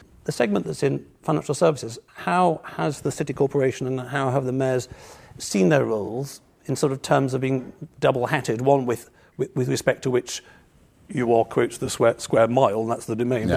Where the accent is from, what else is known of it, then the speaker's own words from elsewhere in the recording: Birmingham, West Midlands, United Kingdom; moved away; I come from Birmingham, and although it's been quite some time since I lived up there